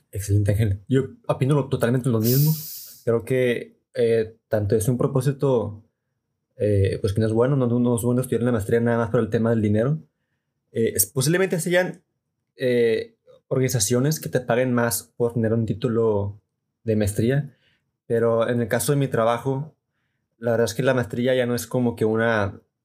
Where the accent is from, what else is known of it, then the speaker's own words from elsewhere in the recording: Mexico; como mexicanos y tal vez como latinoamericanos